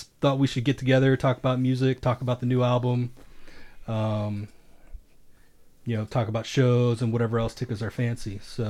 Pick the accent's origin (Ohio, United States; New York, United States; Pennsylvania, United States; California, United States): Ohio, United States; Akron; now in Phoenix, United States